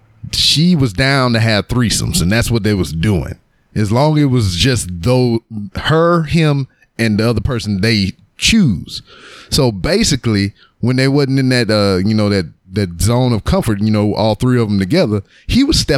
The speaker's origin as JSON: {"language": "English", "region": "Louisiana", "country": "United States", "tie": "born or raised there", "moved": "as an adult", "lives_now": "Houston, United States", "said": "living and growing up in Louisiana"}